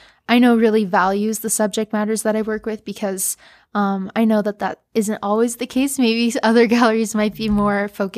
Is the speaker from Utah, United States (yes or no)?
yes; Provo, Utah, United States; I'm from Provo